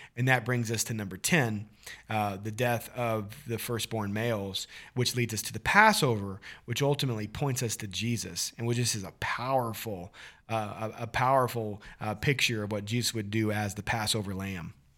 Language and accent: English; Missouri, United States; growing up in Missouri